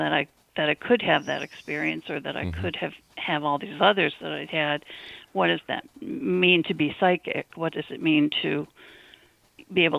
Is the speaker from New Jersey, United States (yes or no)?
no; Detroit, Michigan, United States; moved away as an adult; now in Concord, United States; I grew up in Michigan